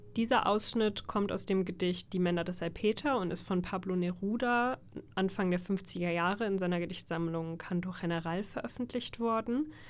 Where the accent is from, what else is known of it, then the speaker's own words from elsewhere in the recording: Germany; für uns als Deutsche